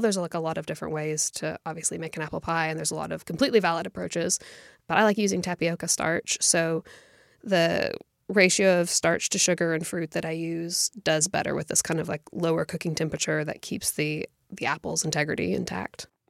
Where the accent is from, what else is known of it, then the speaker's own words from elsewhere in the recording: United States; our experience of growing up in America